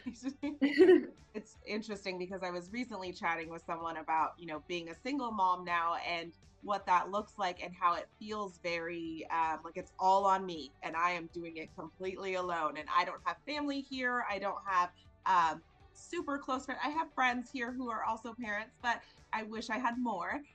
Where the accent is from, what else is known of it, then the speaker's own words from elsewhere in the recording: Colorado, United States; now in Houston, United States; I'm from Colorado